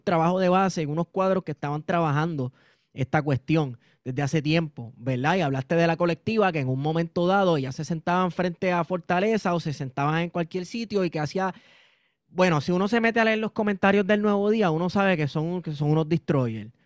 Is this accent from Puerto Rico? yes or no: yes; Puerto Rico; nosotros como puertorriqueños y puertorriqueñas